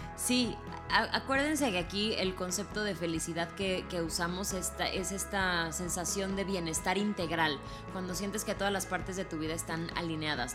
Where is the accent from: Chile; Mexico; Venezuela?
Mexico; como mexicanos